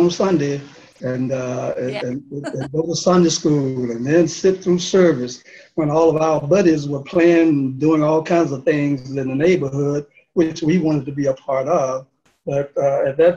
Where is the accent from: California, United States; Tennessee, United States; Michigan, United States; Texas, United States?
Tennessee, United States; Memphis; moved away as an adult; also born or lived in Philadelphia; Memphis was my hometown, South Memphis